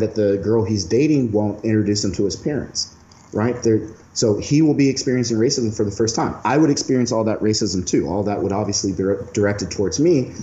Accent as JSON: {"language": "English", "country": "United States", "also_born_or_lived": "South Korea", "moved": "as an adult", "said": "I'm a black man from America"}